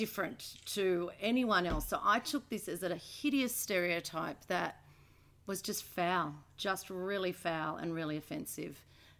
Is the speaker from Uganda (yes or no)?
no; Sydney, New South Wales, Australia; I grew up in Maroubra.